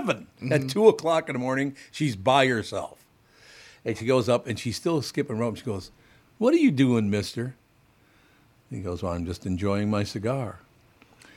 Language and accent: English; Minneapolis, Minnesota, United States